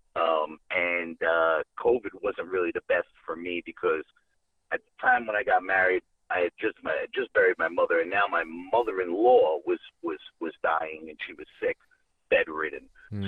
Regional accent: New York City, New York, United States; moved away as an adult; now in Georgia, United States; I'm actually from the Bronx. I'm from New York City.

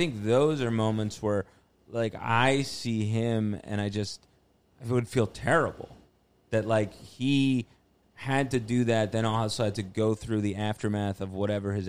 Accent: New Jersey, United States; now in Queens, United States; grew up in North Jersey

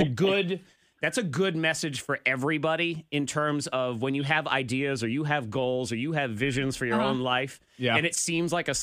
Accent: New England, United States; now in Virginia, United States; I'm originally from New England, but I've been here for 17 years

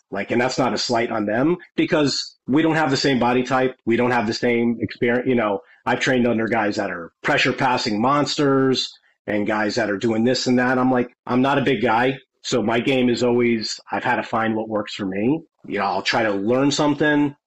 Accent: Connecticut, United States; moved away as an adult; also born or lived in California; I'm from Connecticut, which I live now again.

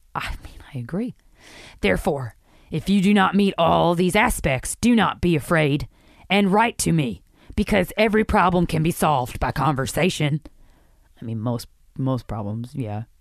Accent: East Coast, United States; I've born and raised in the East Coast

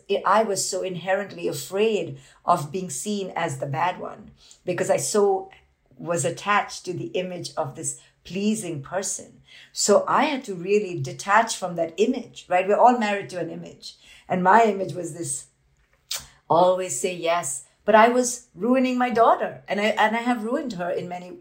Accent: India; I grew up in India as this Indian woman

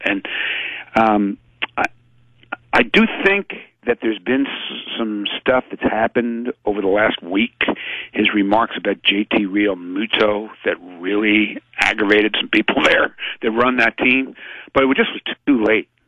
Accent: Philadelphia, Pennsylvania, United States; moved away as an adult; also born or lived in Providence, Rhode Island; I grew up in Philadelphia reading some amazing sports writers

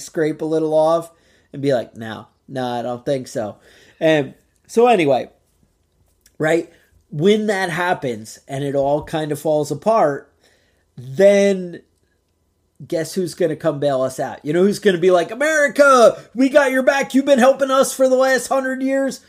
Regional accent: Woodstock, New York, United States; growing up in Woodstock

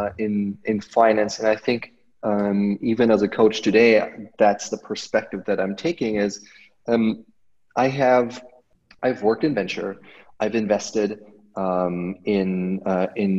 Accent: outside of Munich, Bavaria, Germany; I grew up outside of Munich, Germany.

